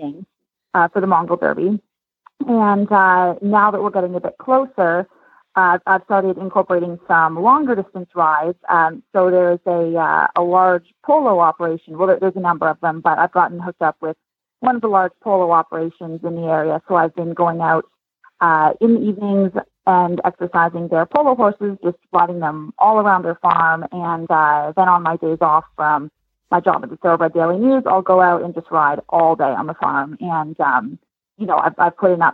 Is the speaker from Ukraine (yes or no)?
no; Canada; now in Lexington, United States; I'm Canadian, but I live in Lexington now